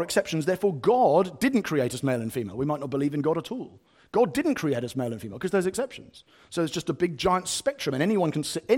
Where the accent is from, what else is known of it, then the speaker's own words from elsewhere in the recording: United Kingdom; I am white British